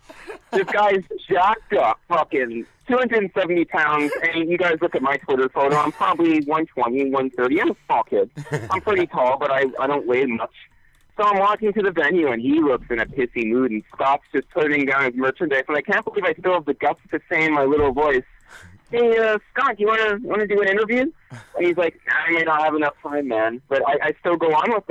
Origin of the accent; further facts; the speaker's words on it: Winnipeg, Manitoba, Canada; I am born in Winnipeg. I was raised in Winnipeg all my life.